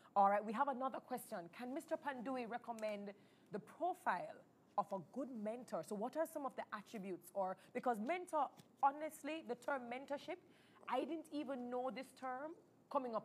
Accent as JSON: {"language": "English", "country": "Jamaica", "said": "being a Jamaican makes us special"}